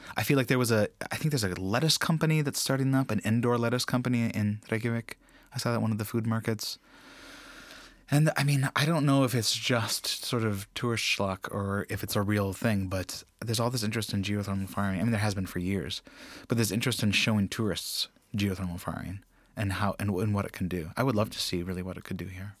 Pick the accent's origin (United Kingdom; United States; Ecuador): United States; now in Iceland; As an American